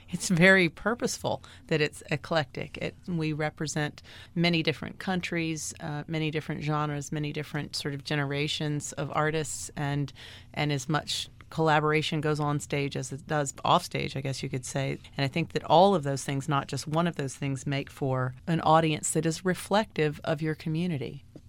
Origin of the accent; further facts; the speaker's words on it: Washington, District of Columbia, United States; also born or lived in New York City; now in Miami, United States; I grew up in Washington, D C